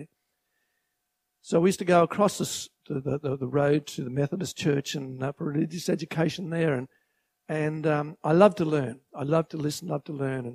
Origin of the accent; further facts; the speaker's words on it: Grantham, Queensland, Australia; also born or lived in Toowoomba; I was born in Toowoomba, and my parents bought a farm at Grantham in 1947, the year I was born